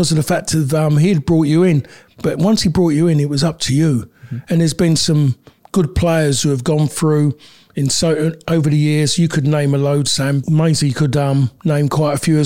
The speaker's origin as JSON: {"language": "English", "region": "London", "country": "United Kingdom", "also_born_or_lived": "Manchester", "moved": "as an adult", "said": "I'm a Londoner"}